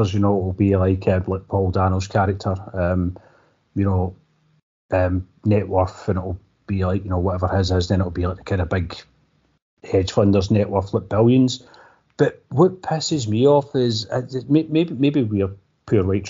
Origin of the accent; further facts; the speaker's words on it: Scotland, United Kingdom; we're Scottish